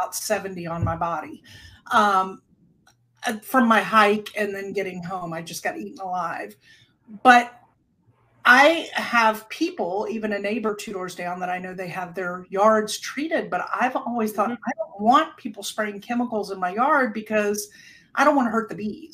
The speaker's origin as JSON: {"language": "English", "town": "Hilton Head Island", "region": "South Carolina", "country": "United States", "tie": "born or raised there", "moved": "yes", "said": "growing up on Hilton Head"}